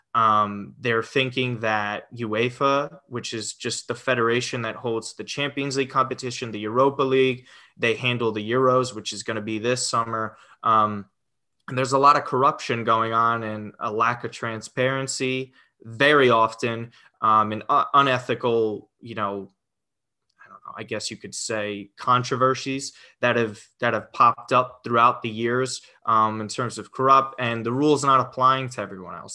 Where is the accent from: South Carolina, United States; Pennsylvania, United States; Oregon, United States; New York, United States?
New York, United States; Westchester; been in New York, Westchester, New York, my whole life. Um, so even even during college as well. So all 26 years, I have been in uh, Westchester, New York.